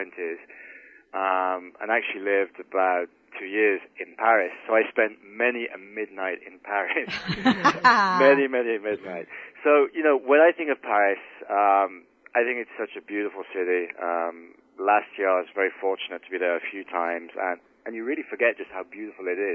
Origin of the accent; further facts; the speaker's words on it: United Kingdom; moved away; being a Brit